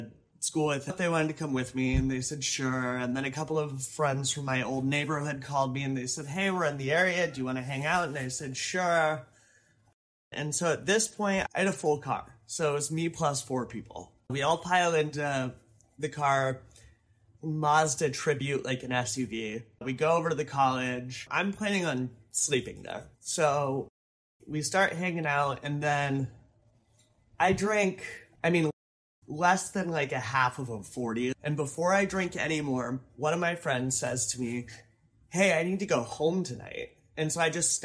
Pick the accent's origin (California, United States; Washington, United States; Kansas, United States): Washington, United States; Seattle; moved away as an adult; now in Oakland, United States; I got into a 4-year university that's in my hometown